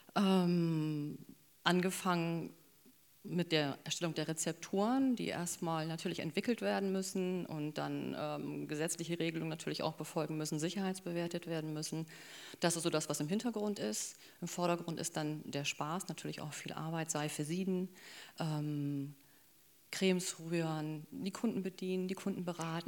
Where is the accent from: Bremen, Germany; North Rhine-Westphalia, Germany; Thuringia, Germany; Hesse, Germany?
Bremen, Germany; Bremerhaven; ich bin im Bremerhaven groß geworden